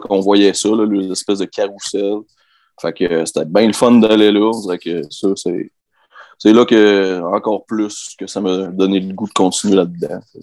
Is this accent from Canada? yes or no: yes; Albanel, Quebec, Canada; je viens d'Albanel, au Lac-Saint-Jean, j'avais euh, un oncle qui avait une ferme, on qu'on allait souvent euh, jouer là avec mes cousins